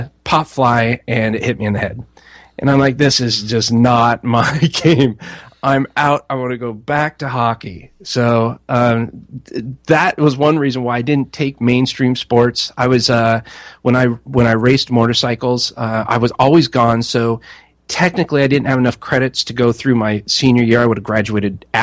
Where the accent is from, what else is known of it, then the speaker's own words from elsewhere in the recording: Fort Collins, Colorado, United States; also born or lived in Alaska; We moved to Colorado from Alaska, and they didn't have any hockey there, at least in Fort Collins.